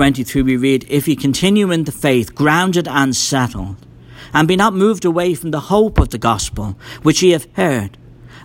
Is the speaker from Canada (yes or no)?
no; Ireland; moved away; I grew up in Ireland. It's a very Roman Catholic country